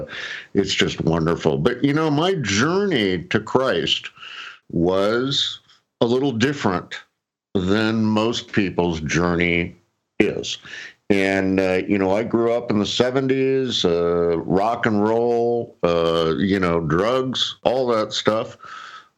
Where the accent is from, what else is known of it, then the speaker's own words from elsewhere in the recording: San Clemente, California, United States; I grew up in San Clemente, California, right down the street from where you live, Gons